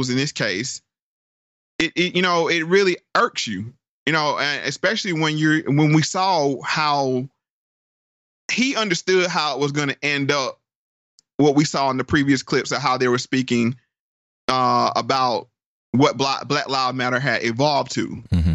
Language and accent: English; DMV, DC area, Northern Virginia, United States; I'm from Northern Virginia, DMV, DC area